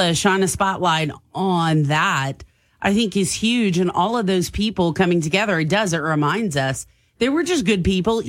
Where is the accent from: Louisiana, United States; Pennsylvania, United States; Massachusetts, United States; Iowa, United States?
Louisiana, United States; I'm Cajun, and I'm happy I am what I am.